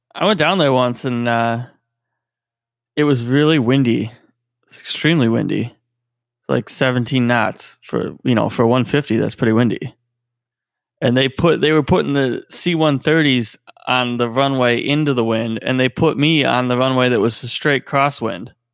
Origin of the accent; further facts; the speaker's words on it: Ohio, United States; we're from Ohio